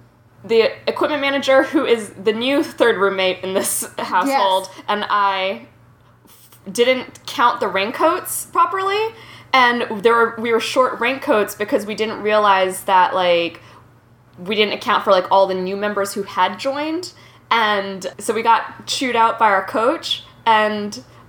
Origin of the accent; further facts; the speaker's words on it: Virginia, United States; We grew up in Northern Virginia.